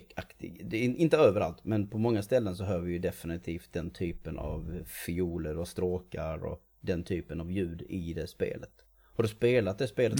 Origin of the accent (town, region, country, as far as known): Sweden